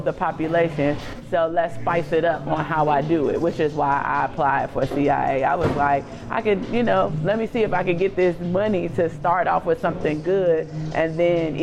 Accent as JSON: {"language": "English", "town": "Chicago", "region": "Illinois", "country": "United States", "tie": "born or raised there", "moved": "as an adult", "lives_now": "Washington, D.C., United States", "said": "I'm from Chicago. I went to a predominantly white elementary school from K-8. I went to Whitney Young"}